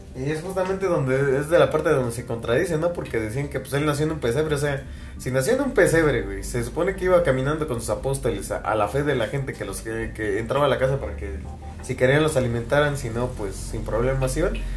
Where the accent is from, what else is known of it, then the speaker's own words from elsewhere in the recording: Mexico; aquí en México